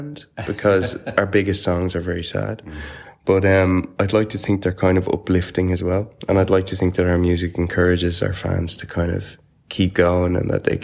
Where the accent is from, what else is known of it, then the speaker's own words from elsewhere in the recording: Ireland; we are Irish